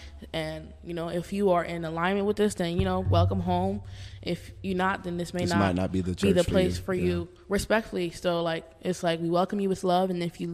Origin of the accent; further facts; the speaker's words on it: Haiti; I was very Haitian Baptist when I first came to Nova.